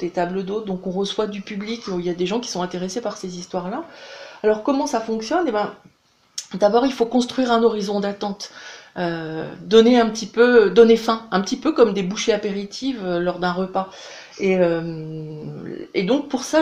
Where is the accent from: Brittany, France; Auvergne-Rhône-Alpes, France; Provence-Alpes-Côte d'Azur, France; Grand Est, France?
Brittany, France; Brest; Alors moi je suis bretonne, je suis même brestoise, mon, mari lui il est du sud-ouest.